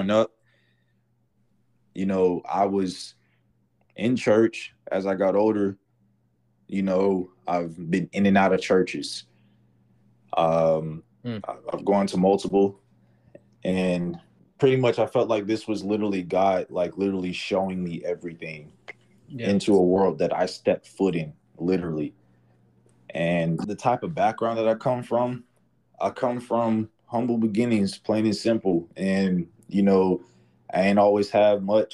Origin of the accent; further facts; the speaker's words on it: Atlanta, Georgia, United States; I'm from Atlanta.